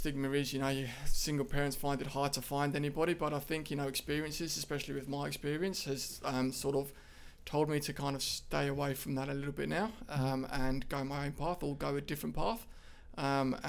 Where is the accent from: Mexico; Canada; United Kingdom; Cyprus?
United Kingdom; moved away as an adult; also born or lived in Ashmore, Australia; now in Australia